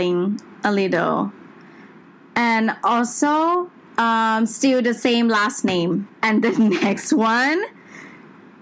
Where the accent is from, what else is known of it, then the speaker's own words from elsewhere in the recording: Bangkok, Thailand; also born or lived in Milan, Italy; I'm from Bangkok, Thailand